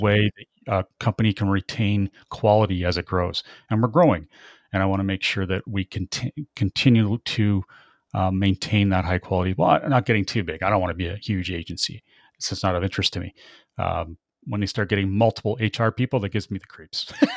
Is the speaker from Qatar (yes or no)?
no; Canada; I'm very Canadian